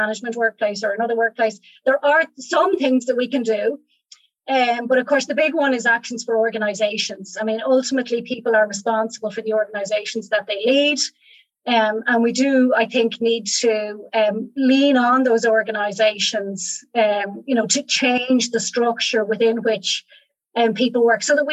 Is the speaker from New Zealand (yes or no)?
no; Ireland; moved away as an adult; also born or lived in Rhode Island, United States / Germany; I'm not American and I'm back in Ireland now for the last few years